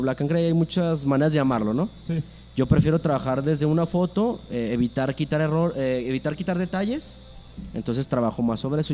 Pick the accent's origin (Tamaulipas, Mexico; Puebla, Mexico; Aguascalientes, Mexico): Aguascalientes, Mexico